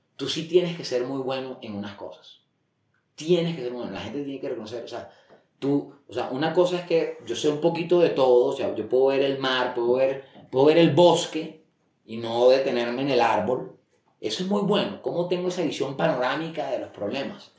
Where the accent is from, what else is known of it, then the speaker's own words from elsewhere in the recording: Barranquilla, Atlántico, Colombia; moved away as an adult; now in Bogotá, Colombia; es un colombiano, nací en Barranquilla eh, hace 49 años. Em, yo creo que tuve una infancia normal, 18 años allá, luego eh, me vine a Bogotá a estudiar